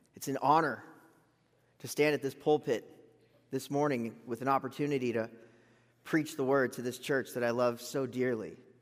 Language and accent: English; Gulf Coast of South Florida, United States; now in Lubbock, United States; I'm from the Gulf Coast of Florida